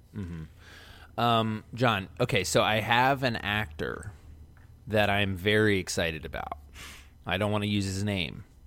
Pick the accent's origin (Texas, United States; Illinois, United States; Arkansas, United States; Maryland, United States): Maryland, United States; Baltimore; growing up in West Baltimore